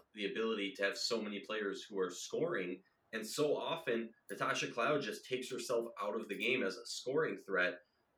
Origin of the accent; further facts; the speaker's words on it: Minnesota, United States; accent: Minnesota; My Minnesota accent